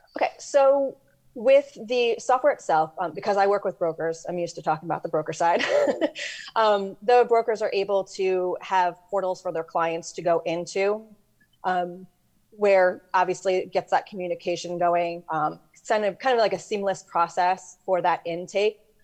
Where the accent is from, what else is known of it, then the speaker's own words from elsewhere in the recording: New York, United States; I'm from New York